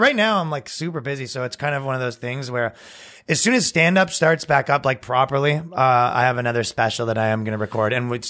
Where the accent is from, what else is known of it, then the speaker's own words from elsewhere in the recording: Canada; moved away; I'm Canadian